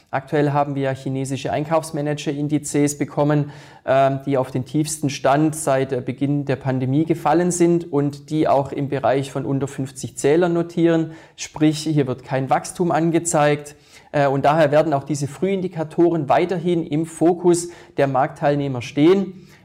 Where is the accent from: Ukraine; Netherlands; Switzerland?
Switzerland; bei uns in der Schweiz Geberit und die Swiss Re